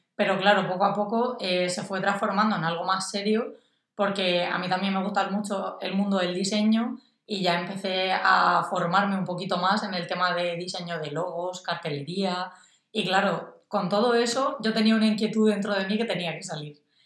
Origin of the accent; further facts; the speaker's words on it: Orihuela, Valencian Community, Spain; soy de Orihuela, una ciudad de Alicante